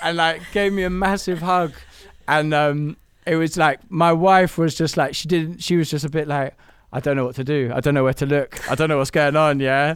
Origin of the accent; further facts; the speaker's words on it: London, United Kingdom; I'm building a studio, um, in Camden, which is my hometown